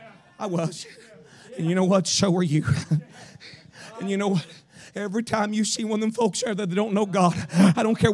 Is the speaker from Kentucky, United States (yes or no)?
yes; Kentucky, United States; accent: southern; I said, Kentucky.